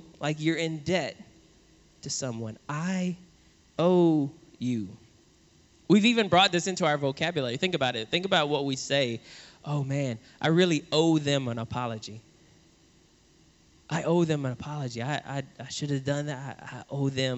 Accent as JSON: {"language": "English", "town": "New Orleans", "region": "Louisiana", "country": "United States", "tie": "born or raised there", "said": "I grew up in New Orleans"}